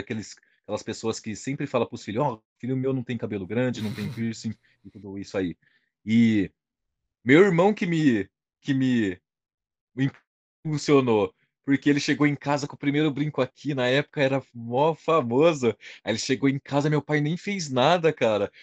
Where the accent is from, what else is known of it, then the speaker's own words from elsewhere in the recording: São José do Rio Preto, São Paulo, Brazil; moved away as an adult; now in London, United Kingdom; eu sou de São José do Rio Preto, interior de São Paulo